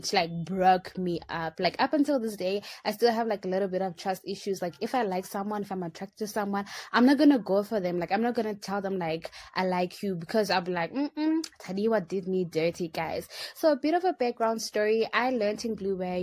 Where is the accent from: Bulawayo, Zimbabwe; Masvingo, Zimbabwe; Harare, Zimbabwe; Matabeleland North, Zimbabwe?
Harare, Zimbabwe; I am the girl from Harare